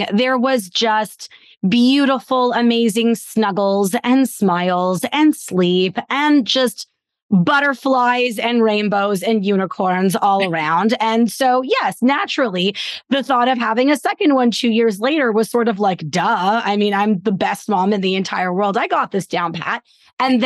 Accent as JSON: {"language": "English", "country": "Canada", "said": "I am Canadian"}